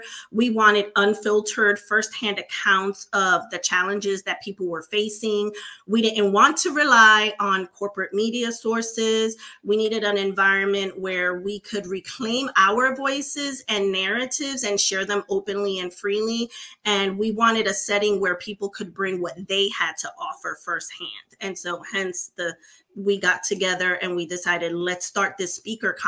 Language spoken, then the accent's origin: English; Puerto Rico; moved away; also born or lived in New York City, United States; I was raised in Puerto Rico, though. So my parents still continue to live in Puerto Rico today